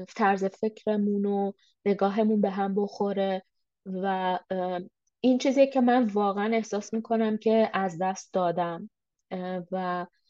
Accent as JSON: {"language": "Persian", "country": "Iran", "moved": "as an adult", "lives_now": "Canada"}